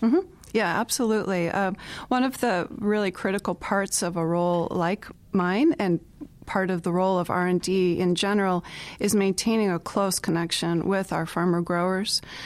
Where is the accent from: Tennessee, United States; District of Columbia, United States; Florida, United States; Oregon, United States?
Florida, United States; Southwest; moved away as an adult; now in Iowa, United States; I grew up in Southwest Florida.